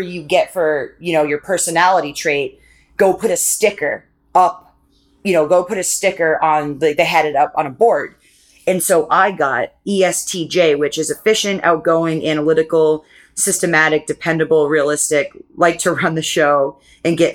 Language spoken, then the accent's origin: English; Maine, United States; I grew up in a town in Maine.